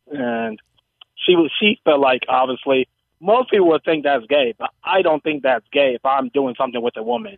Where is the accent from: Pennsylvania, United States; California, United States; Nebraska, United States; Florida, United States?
California, United States; Oakland; now in Los Angeles, United States; I'm from Oakland, but I live in LA.